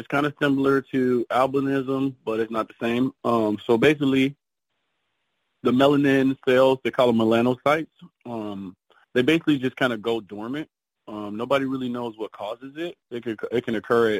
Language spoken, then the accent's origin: English; Cincinnati, Ohio, United States; moved away as an adult; now in Miami, United States; So I was born and raised in Cincinnati, Ohio. Grew up there, and then I moved to Miami in 2021.